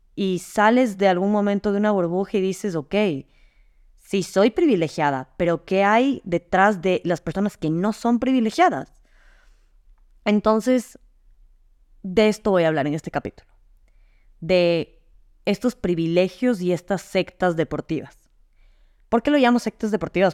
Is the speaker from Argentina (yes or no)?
no; Ecuador; moved away; also born or lived in Madrid, Spain; regresé a Ecuador